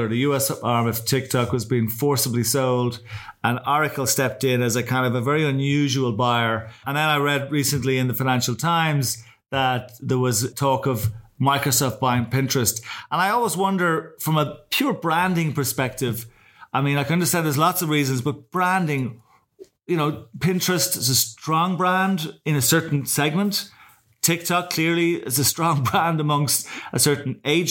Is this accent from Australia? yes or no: no; Ireland; as two Irish guys